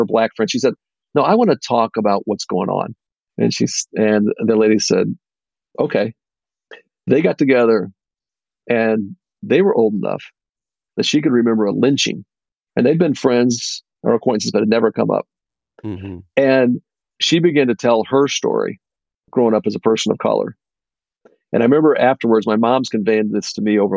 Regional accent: University Park, Illinois, United States; also born or lived in Naperville, Illinois; I actually grew up in the south suburbs of Chicago. And in the south suburbs, when I grew up there, probably the town I grew up in University Park

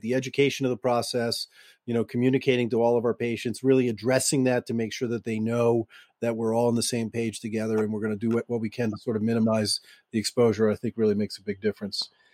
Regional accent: Boston, Massachusetts, United States; I'm from Boston

